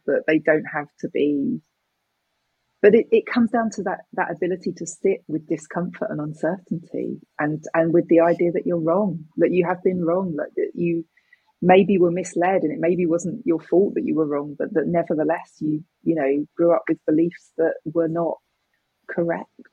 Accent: United Kingdom; me as a British person

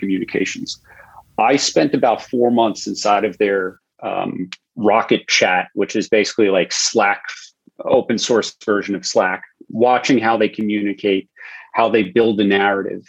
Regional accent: Long Island, New York, United States; I was 16 on September 11th, living in Long Island, close enough to see the smoke from my hometown to the towers

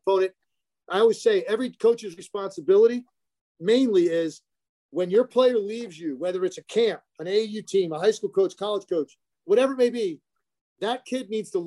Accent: Richmond, United States; now in Philadelphia, United States; I grew up in Richmond, went to LaSalle. I've been in this area ever since.

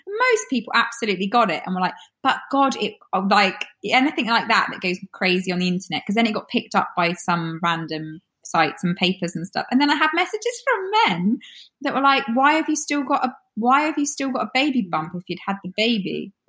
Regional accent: United Kingdom; I'm so British when it comes to, I don't ever want to make somebody else feel uncomfortable.

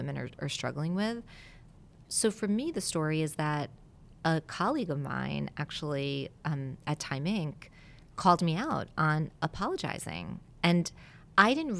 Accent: Westchester County, New York, United States; also born or lived in Italy; my parents moved to the United States from Italy when I was two. So I was born in Italy, and then we moved to Westchester County, which is right outside of New York City.

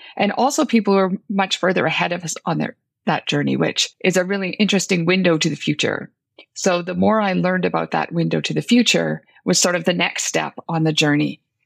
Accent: Northern Ontario, Canada; I come from Northern Ontario

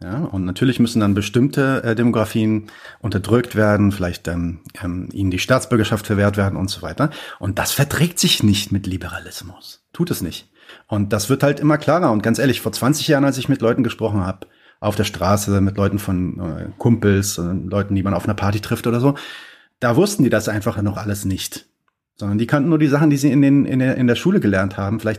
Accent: Palestine; now in Germany; Ähm, was, was machen wir denn vor allem als Palästinenser? Ähm, weil wir, wir sind natürlich in einer, in einer, in einer ähm, in Deutschland zumindest in einer krassen Situation

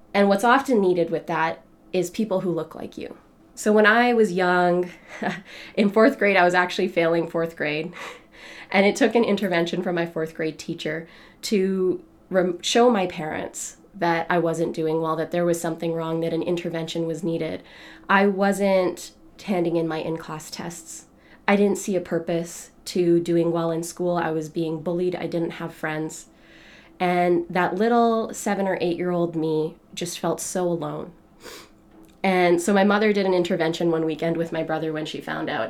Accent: Canada; I was born in Canada

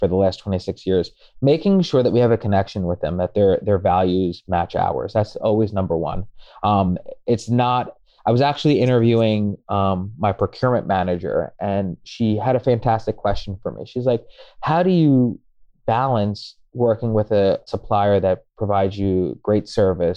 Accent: New Jersey, United States; now in New York, United States; I have family in Jersey. I grew up in Jersey

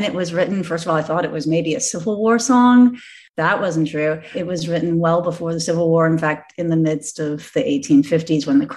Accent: Louisville, Kentucky, United States; moved away as an adult; Being a Kentuckian and growing up in Louisville

